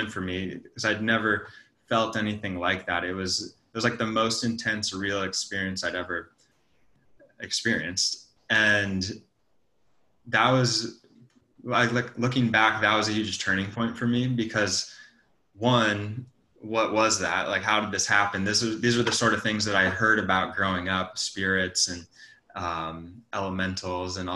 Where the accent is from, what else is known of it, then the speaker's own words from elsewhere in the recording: Montana, United States; moved away as an adult; also born or lived in San Francisco; I'm from Montana. Yeah, I grew up on a ranch.